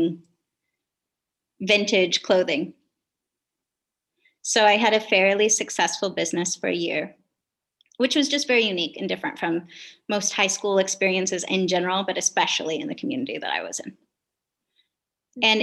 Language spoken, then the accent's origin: English; Kenai, Alaska, United States; moved away; also born or lived in Kasilof, Alaska; I grew up in Alaska predominantly. I was a fisherman's daughter